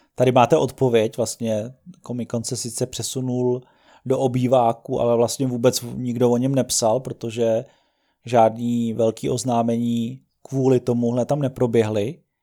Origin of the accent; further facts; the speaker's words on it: Czechia; jako Čech